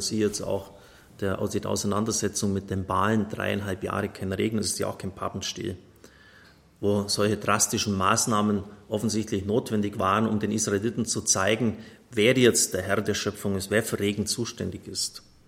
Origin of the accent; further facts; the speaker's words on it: Bavaria, Germany; Bei uns in Bayern